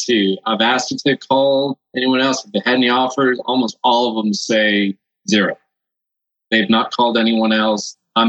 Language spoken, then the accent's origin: English; Costa Rica; moved away; So I'm from Costa Rica originally. So that's why I speak Spanish.